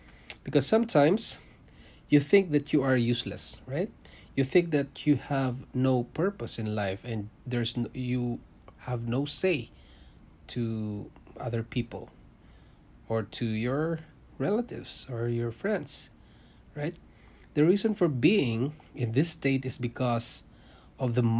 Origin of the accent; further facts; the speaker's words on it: Philippines; moved away as an adult; also born or lived in Singapore; now in Canada; I was born in Philippines. I'm a Filipino and I worked in Singapore for 5 years, leaving my family behind in Philippines